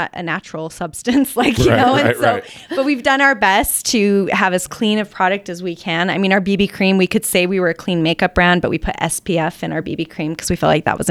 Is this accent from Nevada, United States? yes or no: no; Vernal, Utah, United States; I grew up in Vernal. Small town girl.